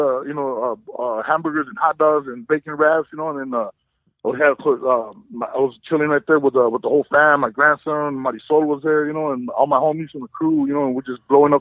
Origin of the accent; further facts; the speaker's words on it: Whittier, California, United States; now in Reno, United States; My second time because we're from Whittier. We've only been out here for a little while.